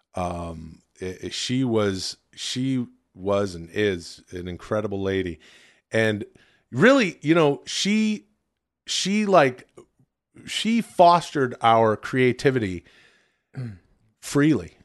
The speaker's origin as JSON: {"language": "English", "town": "Ladner", "region": "British Columbia", "country": "Canada", "tie": "born or raised there", "said": "my home town, uh, farming and fishing village. Ladner"}